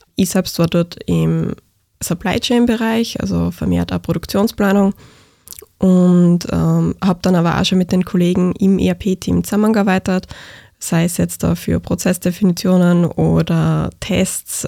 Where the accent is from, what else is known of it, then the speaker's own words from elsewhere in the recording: Graz area, Styria, Austria; ich komme aus Graz Umgebung